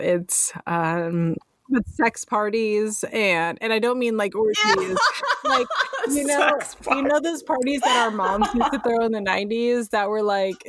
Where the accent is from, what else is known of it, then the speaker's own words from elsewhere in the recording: San Francisco, California, United States; now in Northern California, United States; I'm from San Francisco originally.